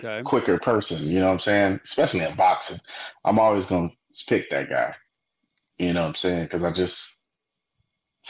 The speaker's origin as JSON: {"language": "English", "town": "Miami", "region": "Florida", "country": "United States", "said": "I'm from Miami"}